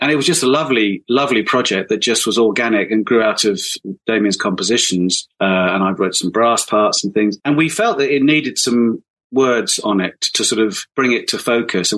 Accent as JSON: {"language": "English", "area": "Hampshire", "region": "South East England", "country": "United Kingdom", "tie": "born or raised there", "also_born_or_lived": "London", "moved": "yes", "lives_now": "Hampshire, United Kingdom", "said": "I was born in Hampshire"}